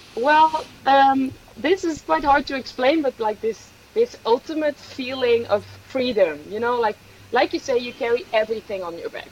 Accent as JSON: {"language": "English", "country": "Netherlands", "tie": "born or raised there", "also_born_or_lived": "Swedish Lapland / San Sebastián / Switzerland", "moved": "as an adult", "said": "I am from the Netherlands, so that's where I spent the first uh, yeah 10, 20, 25 years."}